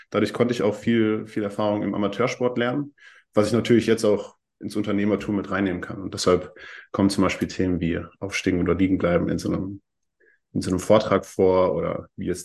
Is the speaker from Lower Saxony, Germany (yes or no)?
no; Heidelberg, Baden-Württemberg, Germany; born there; ich bin 24, ich bin in Heidelberg geboren